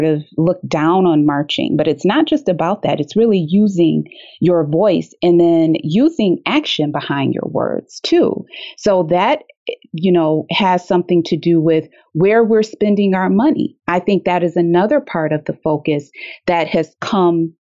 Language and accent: English; Detroit, Michigan, United States; living in Detroit, growing up in Detroit